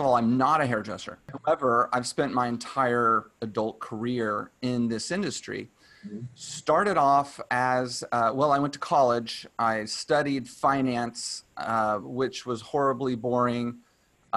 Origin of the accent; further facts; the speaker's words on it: Dallas, Texas, United States; now in California, United States; I'm from Dallas